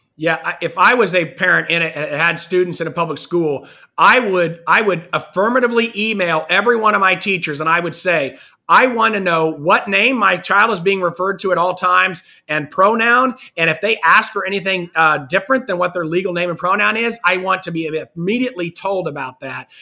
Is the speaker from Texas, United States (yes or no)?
no; Kansas, United States; I'm from, I'm from Kansas